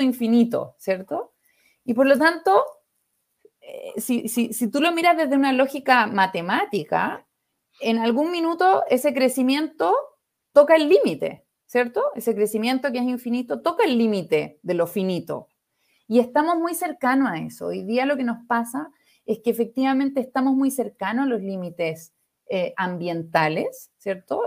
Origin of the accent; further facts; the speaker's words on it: Viña del Mar, Valparaíso, Chile; Chilena, de Viña, de donde soy yo